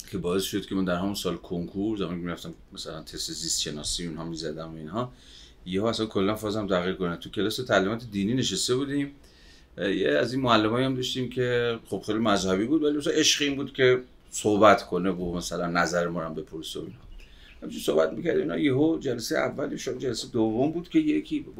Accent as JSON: {"language": "Persian", "town": "Babol", "region": "Mazandaran", "country": "Iran", "tie": "born or raised there", "said": "از اول تا آخر بچه بابلم مازندران سال 61 هم دنیا آمده"}